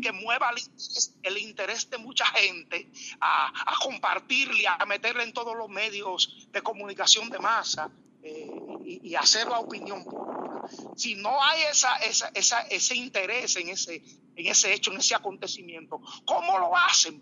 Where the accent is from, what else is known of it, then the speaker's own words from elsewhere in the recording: Dominican Republic; como los dominicanos